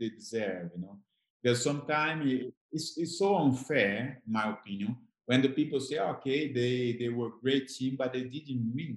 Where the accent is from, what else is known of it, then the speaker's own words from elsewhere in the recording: Brazil; moved away as an adult; like myself in Brazil.